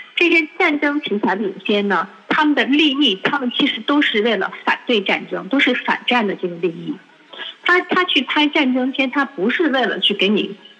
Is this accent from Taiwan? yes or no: no; China; 我们中国人的价值观